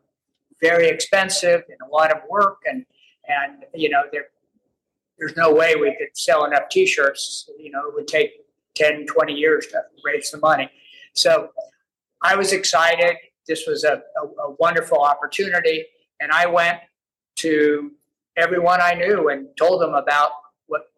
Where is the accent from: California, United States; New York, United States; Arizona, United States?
California, United States; Northern; moved away as an adult; also born or lived in Montana; I grew up in Northern California in a family where we spent all our time outdoors